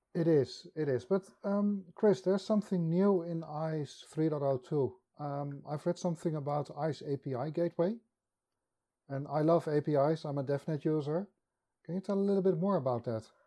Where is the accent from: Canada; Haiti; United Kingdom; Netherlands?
Netherlands; I'm from Holland